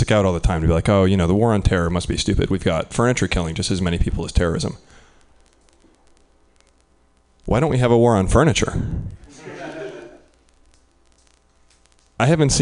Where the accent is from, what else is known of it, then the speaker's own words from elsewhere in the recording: Midwest, United States; I'm from the Midwest